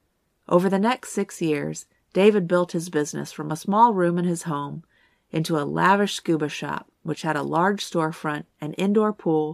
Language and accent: English; Tortola, British Virgin Islands; born there; Part of the reason this case was so intriguing to me was because I was born in Tortola. My brother was born there as well.